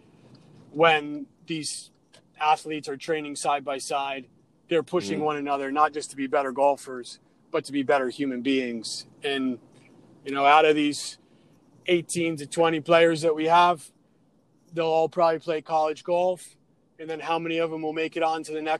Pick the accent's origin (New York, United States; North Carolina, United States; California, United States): New York, United States; Adirondacks, upstate; I grew up in the Adirondacks in upstate New York